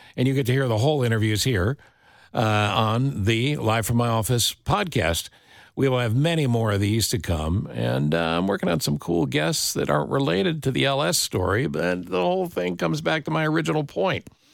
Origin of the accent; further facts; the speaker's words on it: upstate New York, United States; moved away; I was a kid in upstate New York